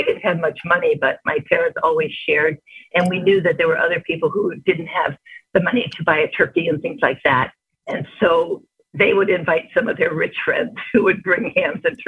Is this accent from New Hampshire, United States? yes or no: no; Chicago, Illinois, United States; moved away as an adult; I was born and raised in Chicago and came out here in 1963 when I was 18